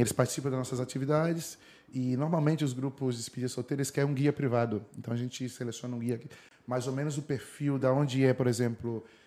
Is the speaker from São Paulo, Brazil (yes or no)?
yes; Ribeirão Preto, São Paulo, Brazil; moved away as an adult; also born or lived in Brasília / Brussels, Belgium; now in Madrid, Spain; Eu sou de Ribeirão Preto, interior de São Paulo. Na verdade, nasci em Brasília e cresci em Ribeirão Preto